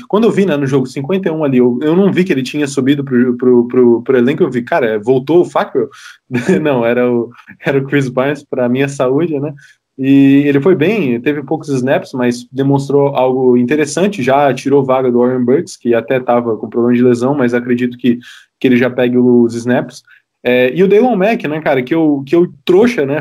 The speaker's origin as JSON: {"language": "Portuguese", "town": "Florianópolis", "region": "Santa Catarina", "country": "Brazil", "said": "eu sou de, de, é, de Floripa"}